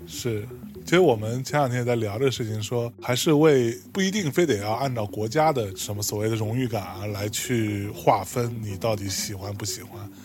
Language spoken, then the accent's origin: Chinese; Lianyungang, Jiangsu, China; 我是在海边长大的